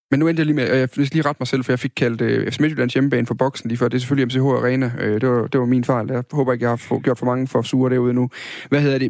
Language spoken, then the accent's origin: Danish; Funen, Southern Denmark, Denmark; der hvor jeg kommer fra, på Fyn